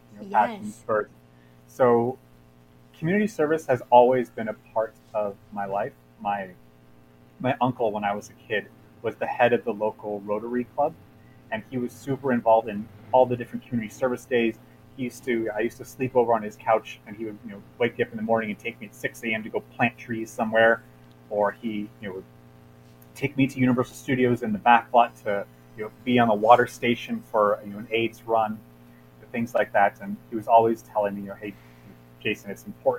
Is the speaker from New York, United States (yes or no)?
no; Los Angeles, California, United States; I grew up in Los Angeles